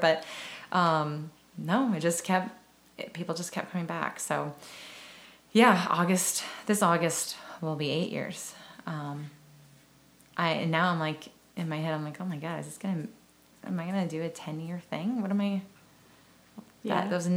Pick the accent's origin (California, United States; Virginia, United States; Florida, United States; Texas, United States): Texas, United States; Round Rock; also born or lived in San Antonio, Texas / Elgin, Texas; now in Austin, United States; I always call myself like a Central Texan. I was born in San Antonio, and my parents divorced when I was 2, and my mom moved to Round Rock